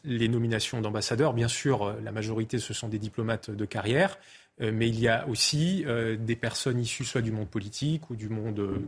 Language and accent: French; Alsace, Grand Est, France; chez moi en Alsace